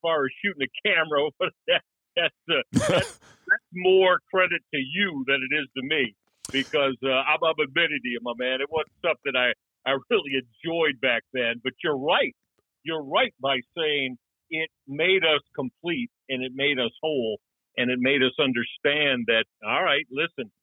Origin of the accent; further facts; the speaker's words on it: Detroit, Michigan, United States; growing up in Detroit certainly set the groundwork for me in a great way.